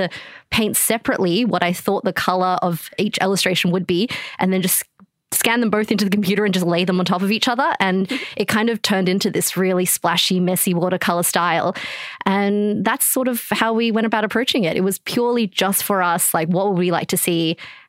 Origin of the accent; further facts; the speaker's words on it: China; born there; And I was born in China and both my parents are Chinese.